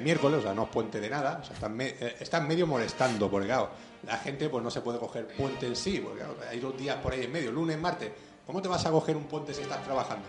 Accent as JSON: {"language": "Spanish", "country": "Spain", "said": "somos españoles"}